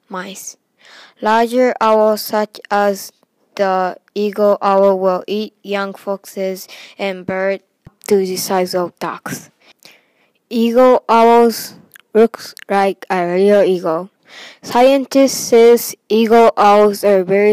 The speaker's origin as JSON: {"language": "English", "country": "Japan", "moved": "yes", "lives_now": "United States", "said": "I'm from Japan, but now I'm in the USA"}